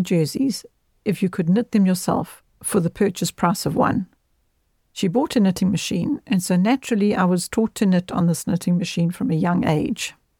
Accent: Westville, KwaZulu-Natal, South Africa; also born or lived in Zululand; By the time I was three years old, my parents had moved down the coast from Zululand to Westville, inland from the city of Durban, Natal. It was in this rapidly expanding suburb that our family lived for the next thirty years.

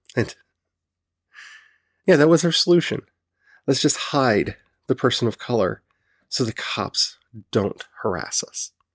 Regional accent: Southern United States, United States; accent: Southern; you're gonna bring my Southern out, and I'm gonna start saying y'all and honey a lot

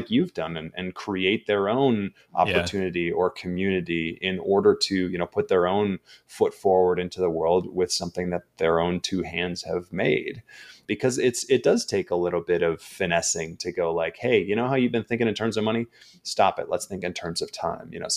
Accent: Minneapolis, Minnesota, United States; moved away; I didn't grow up on the East Coast. I grew up in Minneapolis

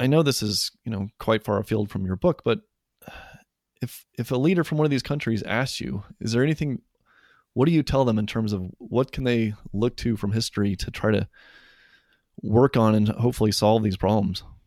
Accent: Western Colorado, United States; I grew up in Western Colorado

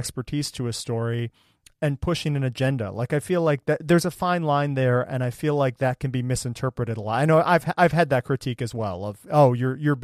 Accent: Ohio, United States; I grew up in Ohio and went to public school

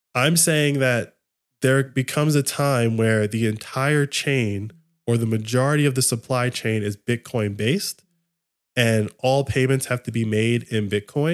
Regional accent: United States; as an American, like that is my nation

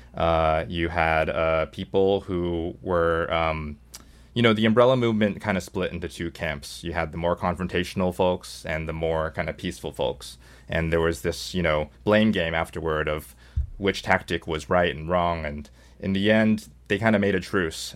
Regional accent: Seattle, Washington, United States; moved away as an adult; also born or lived in Hong Kong; now in New York City, United States; I was born in Hong Kong, uh, grew up in Seattle, and went to school, uh, went to college in New York.

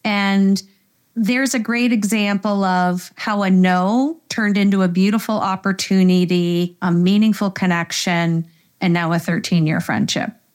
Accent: Canada; we're Canadian

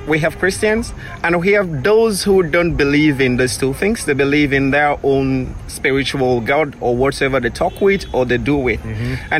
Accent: Freetown, Western Area, Sierra Leone; Yes, I grew up in Freetown.

